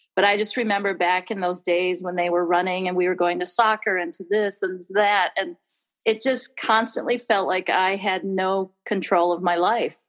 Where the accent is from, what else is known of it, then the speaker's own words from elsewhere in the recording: Wisconsin, United States; moved away as an adult; also born or lived in California; I am from Wisconsin and kind of came back home